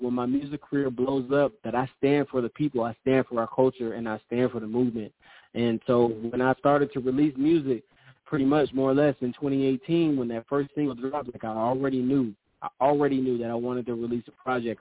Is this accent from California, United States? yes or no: yes; Sacramento, California, United States; moved away; I'm from originally from California, Sacramento